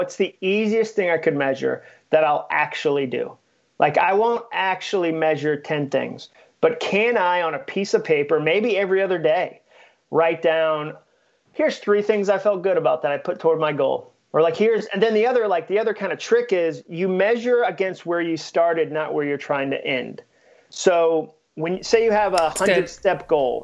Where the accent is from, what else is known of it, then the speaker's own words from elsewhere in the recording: New England, United States; now in Nashville, United States; I grew up in New England and grew up doing it